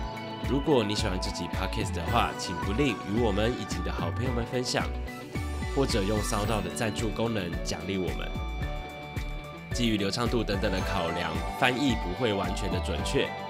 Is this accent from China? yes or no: no; Taiwan; 我们身在台湾，身为一个台湾人，处境或许与这两个民族相似。